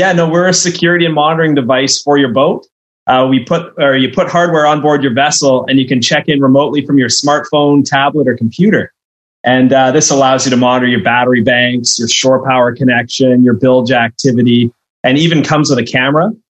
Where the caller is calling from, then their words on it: Victoria, British Columbia, Canada; Yeah, and I'm coming in from Victoria, BC, Canada, so I'm quite exotic.